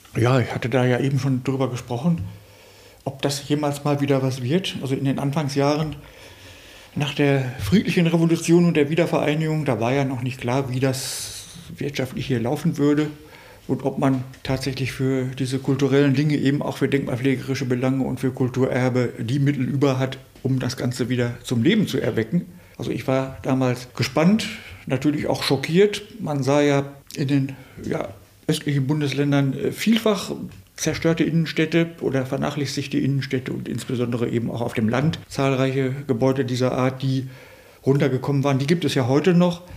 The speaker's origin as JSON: {"language": "German", "town": "Höxter", "region": "North Rhine-Westphalia", "country": "Germany", "tie": "born or raised there", "said": "meine Heimat, Höxter"}